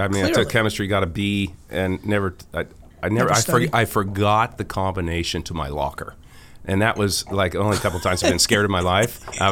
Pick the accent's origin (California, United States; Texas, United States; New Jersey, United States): California, United States; Sonoma County; I'm from Hillsborough, California, Sonoma County